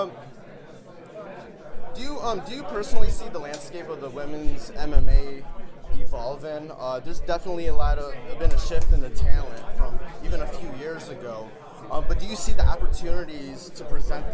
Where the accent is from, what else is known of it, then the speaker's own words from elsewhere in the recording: Detroit, Michigan, United States; I'm from Detroit